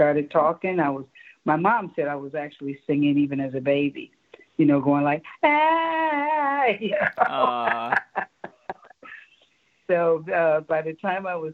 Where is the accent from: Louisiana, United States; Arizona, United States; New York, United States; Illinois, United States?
Illinois, United States; Chicago; moved away as an adult; I was born on the south side of Chicago, 60th and Peoria, which is no longer there